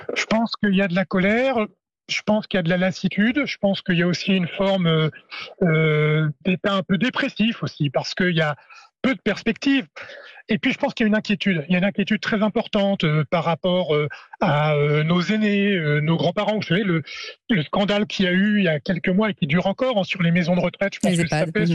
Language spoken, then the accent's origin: French; Normandy, France; chez moi, en Normandie